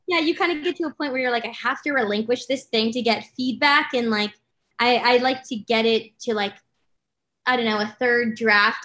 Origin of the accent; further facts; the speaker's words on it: Los Angeles, California, United States; I'm from LA.